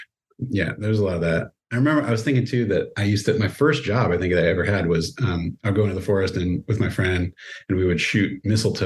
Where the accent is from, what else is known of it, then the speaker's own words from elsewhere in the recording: Oregon, United States; I grew up in Oregon